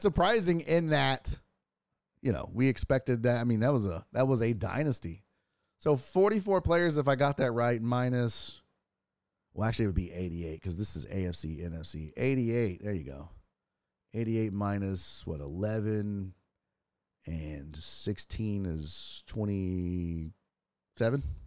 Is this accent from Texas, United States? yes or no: yes; Houston, Texas, United States; I'm from Houston, Texas, so we don't pronounce shit appropriately